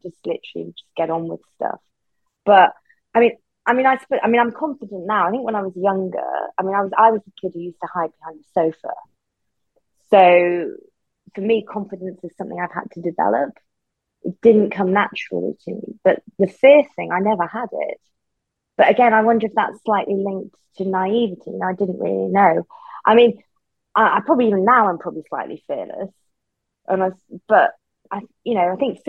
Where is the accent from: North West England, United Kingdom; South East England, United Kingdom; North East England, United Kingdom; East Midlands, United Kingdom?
North East England, United Kingdom; Newcastle; also born or lived in Sunderland / Durham / Soho, London; now in London, United Kingdom; I was born in Sunderland, went to school in Durham, and grew up in Newcastle